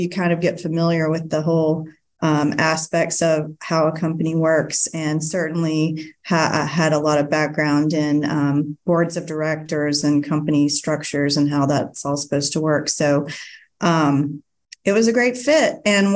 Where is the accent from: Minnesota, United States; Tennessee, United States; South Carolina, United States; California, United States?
South Carolina, United States; Greenville; moved away as an adult; I'm originally from Greenville, and I moved back